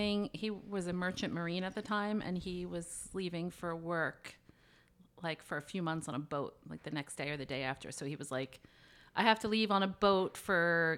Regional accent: Pennsylvania, United States; now in Atlantic Highlands, United States; moved to Atlantic Highlands, which is like a halfway point for us because your dad's from Long Island and I'm from Pennsylvania, as you know.

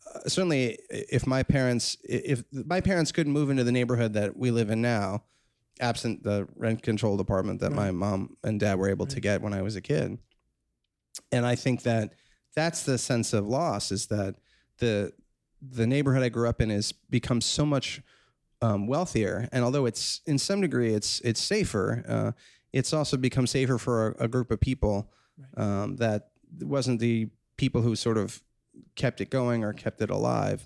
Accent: New York City, New York, United States; I'm born and raised in New York City, and I'm class of 1988. I grew up on the Upper West Side

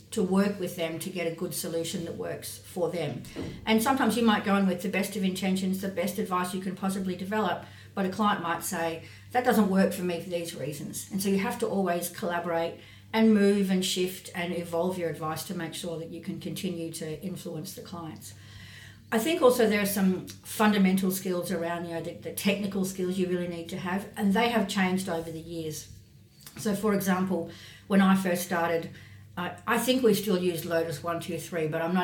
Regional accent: North Queensland, Australia; moved away as an adult; also born or lived in Sydney; I grew up in North Queensland, where the career prospects for that sort of thing are obviously relatively narrow

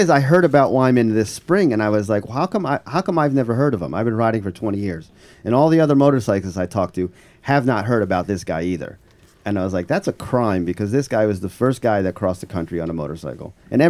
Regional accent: New Jersey, United States; I'm from Jersey, remember?

